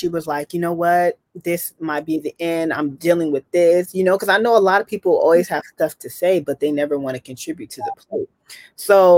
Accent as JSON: {"language": "English", "area": "Bay Area", "region": "California", "country": "United States", "said": "we are both from the Bay Area"}